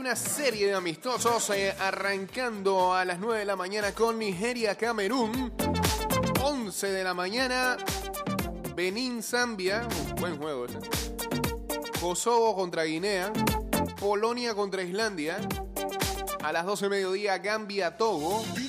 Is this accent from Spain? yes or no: no; Panama